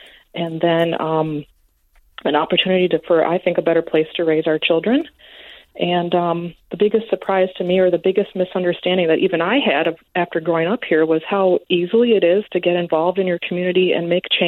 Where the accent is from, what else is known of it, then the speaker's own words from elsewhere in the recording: Preston, Minnesota, United States; moved away as an adult; also born or lived in Twin Cities, Minnesota / Nashville, Tennessee; Well, after living away for 13 years in the Twin Cities and then in Nashville, Tennessee, where my husband's from, we decided to move back to my hometown, mm-hmm. Preston.